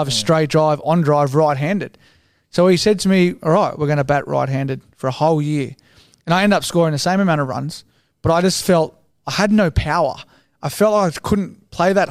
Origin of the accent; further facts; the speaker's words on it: Sydney, New South Wales, Australia; also born or lived in Paddington, Sydney; I grew up in Matraville